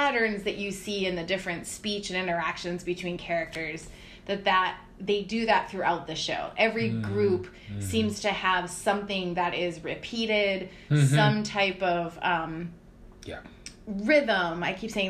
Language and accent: English; United States; an American